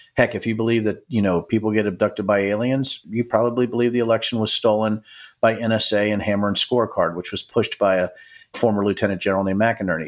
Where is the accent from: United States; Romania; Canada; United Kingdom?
United States; Manassas, Virginia; I'm from Manassas, Virginia